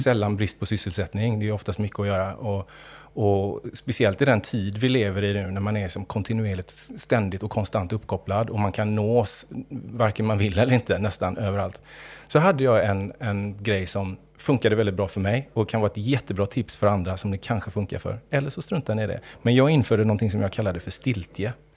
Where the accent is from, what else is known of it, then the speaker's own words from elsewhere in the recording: Gothenburg, Västra Götaland, Sweden; uppvuxen i Göteborg större delen av mitt liv